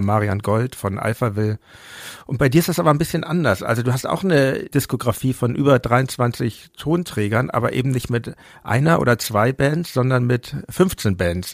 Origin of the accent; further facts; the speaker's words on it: Hamburg, Germany; moved away; in meine Geburtsstadt Hamburg zurück